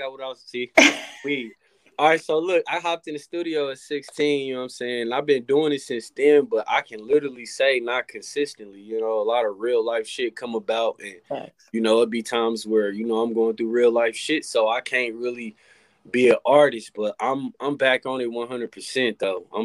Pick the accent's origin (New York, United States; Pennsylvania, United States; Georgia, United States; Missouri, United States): Missouri, United States; Kansas City; Kansas City, Missouri. Yep.